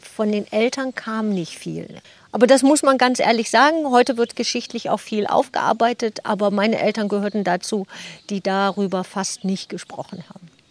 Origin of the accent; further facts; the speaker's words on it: Germany; moved away as an adult; now in Sickenberg, Germany; Also ich komme gebürtig aus dem südlichen Bereich von Hamburg, ganz in der Nähe vom alten Land